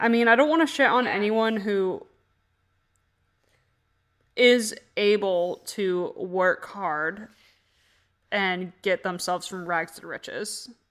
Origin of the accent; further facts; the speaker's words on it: Vermont, United States; I am from Vermont.